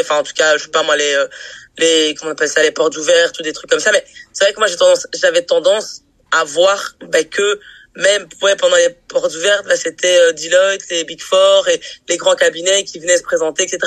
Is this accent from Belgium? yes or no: yes; Brussels, Brussels-Capital Region, Belgium; je suis née à Bruxelles, j'ai grandi à Bruxelles, j'ai étudié à Bruxelles